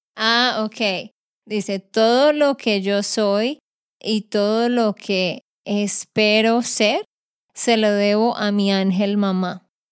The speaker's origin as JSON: {"language": "Spanish", "region": "Santander", "country": "Colombia", "said": "de Santander, Colombia"}